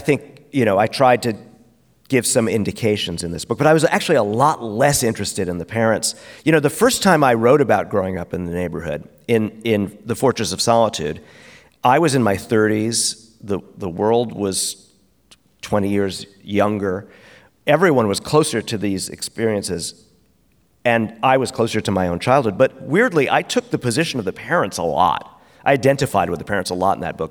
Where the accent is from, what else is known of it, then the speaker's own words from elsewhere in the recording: New York City, New York, United States; we're from Brooklyn